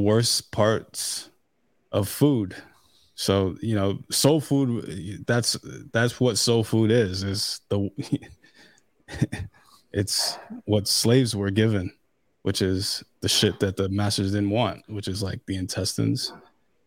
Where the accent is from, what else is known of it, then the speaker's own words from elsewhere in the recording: New York, United States; I'm from New York